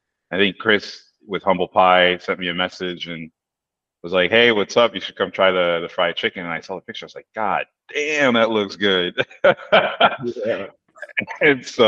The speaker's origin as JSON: {"language": "English", "town": "Paris", "region": "Île-de-France", "country": "France", "tie": "born there", "said": "I mean, I was born in Paris, and I moved back to Paris"}